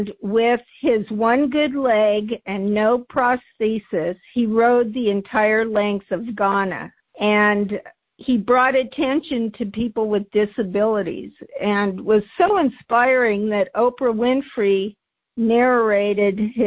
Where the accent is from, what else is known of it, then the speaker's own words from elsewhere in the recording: San Jose, California, United States; I grew up in San Jose when San Jose was Orchards.